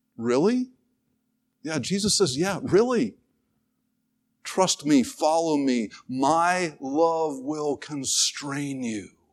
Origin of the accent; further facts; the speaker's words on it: North Carolina, United States; I grew up in North Carolina where to live in North Carolina was to play basketball